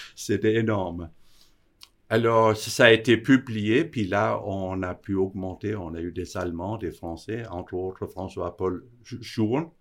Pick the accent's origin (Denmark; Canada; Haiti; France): Denmark; moved away as an adult; now in Switzerland; Je suis d'origine du Danemark, où j'ai aussi appris l'horlogerie